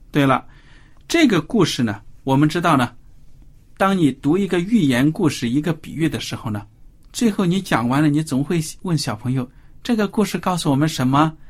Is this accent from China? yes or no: yes; China; 我们中国人